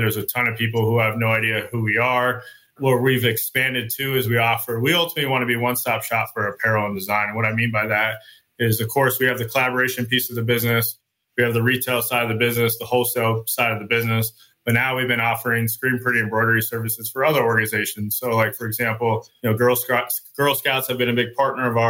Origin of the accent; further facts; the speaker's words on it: Chandler, Arizona, United States; I was born and raised in Chandler